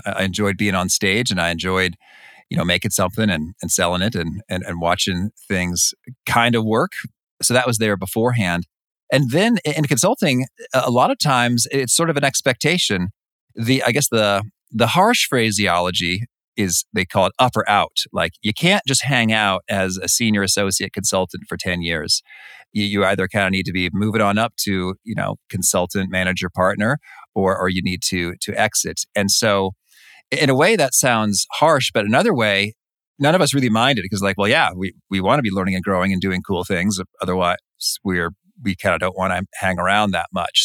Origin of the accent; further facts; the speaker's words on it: Danville, Illinois, United States; now in Chicago, United States; I grew up in in Danville, Illinois.